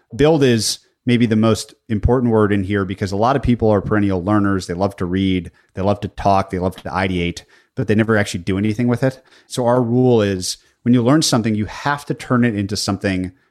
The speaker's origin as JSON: {"language": "English", "region": "Minnesota", "country": "United States", "tie": "born or raised there", "said": "I was born in Minnesota."}